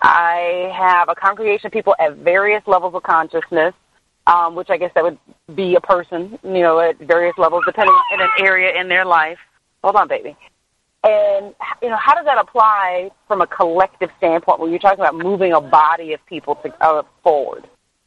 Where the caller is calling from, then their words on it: California, United States; Hey, this is … out in California.